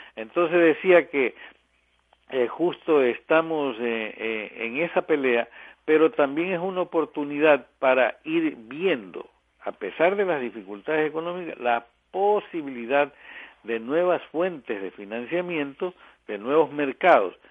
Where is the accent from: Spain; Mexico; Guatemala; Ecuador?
Ecuador